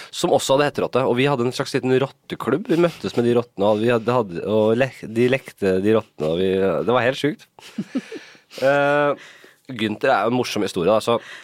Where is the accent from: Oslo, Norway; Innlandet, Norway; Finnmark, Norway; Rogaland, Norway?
Oslo, Norway; Jeg er jo fra Nordstrand selv